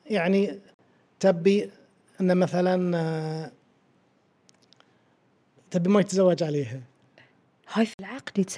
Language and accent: Arabic; Bahrain; عندنا في البحرين